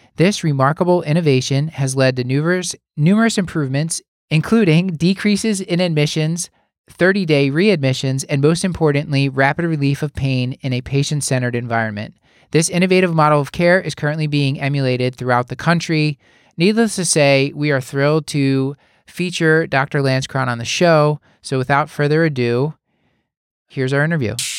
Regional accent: Philadelphia, Pennsylvania, United States; Here in my hometown of Philadelphia, Pennsylvania

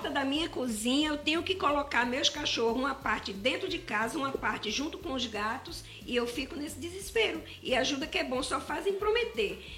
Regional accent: Paraíba, Brazil; vim, vim da Paraíba.

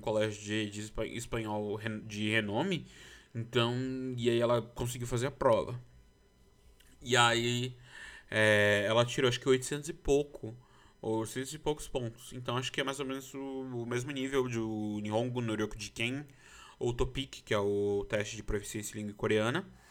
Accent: Brazil; eu sou brasileiro é, e os solis, porque eu nasci no Brasil

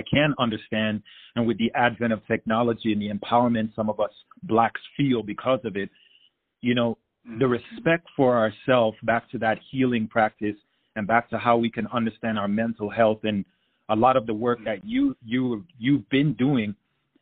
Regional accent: Jamaica; now in United States; Growing up in Jamaica

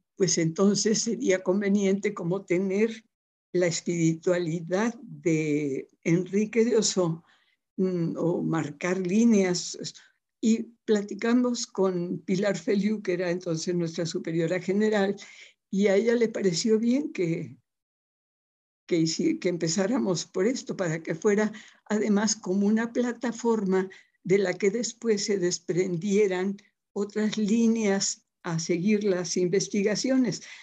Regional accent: Papantla, Veracruz, Mexico; also born or lived in Puebla; now in Guadalajara, Mexico; nací en un pueblito precioso de esos mágicos del estado de Veracruz, de la Huasteca veracruzana que se llama Papantla

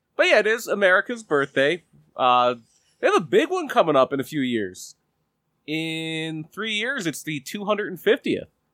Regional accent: Collingdale, Pennsylvania, United States; I am from Collingdale.

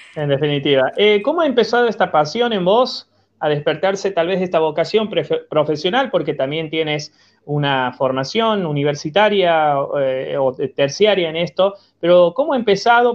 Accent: Argentina; como argentinos

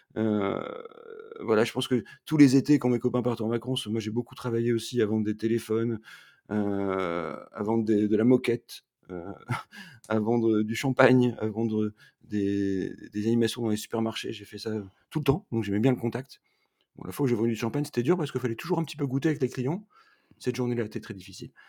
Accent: Roubaix, Hauts-de-France, France; moved away as an adult; now in Montreal, Canada; Je suis un, ch'ti, parce que je suis né à Roubaix. Et aujourd'hui, comme j'habite à Montréal depuis quatre hivers

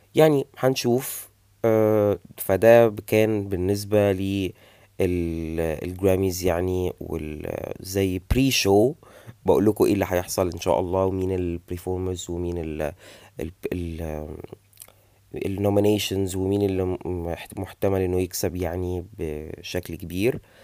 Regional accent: Egypt; عندنا في مصر

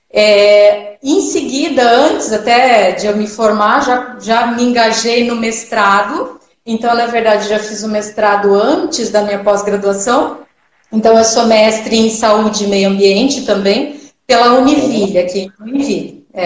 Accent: Cascavel, Paraná, Brazil; moved away as an adult; also born or lived in Italy; now in Joinville, Brazil; eu sou do Paraná, né, de Cascavel, Paraná, e eu vim aqui para Joinville

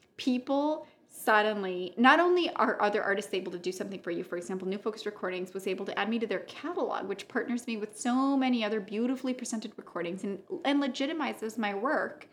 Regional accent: Santiago, Santiago Metropolitan Region, Chile; moved away as an adult; also born or lived in New York; Where I grew up in Santiago

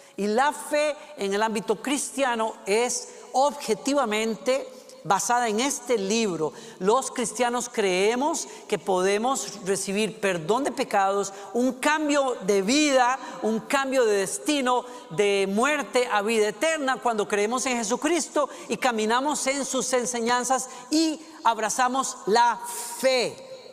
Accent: Costa Rica; Costa Rica, es mi país natal

